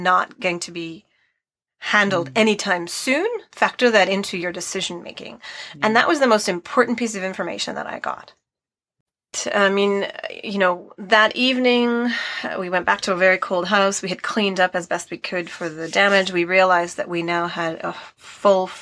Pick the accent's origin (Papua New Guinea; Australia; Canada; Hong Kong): Canada; moved away as an adult; also born or lived in Chikuma, Nagano, Japan / Sendai, Japan; we're from Canada